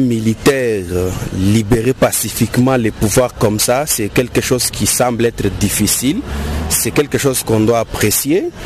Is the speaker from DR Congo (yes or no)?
yes; DR Congo; also born or lived in Goma; en tant que Congolais